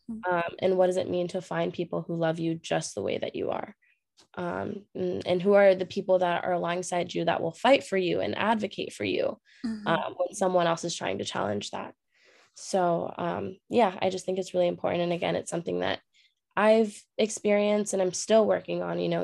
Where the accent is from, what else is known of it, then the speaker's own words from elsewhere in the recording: California, United States; moved away as an adult; now in New York City, United States; I live in New York City, but I'm originally from California